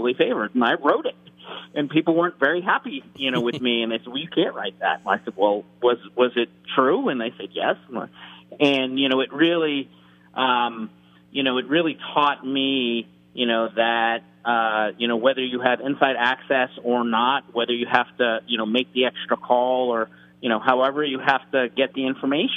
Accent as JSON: {"language": "English", "town": "Boston", "region": "Massachusetts", "country": "United States", "tie": "born or raised there", "said": "When I was growing up in Boston"}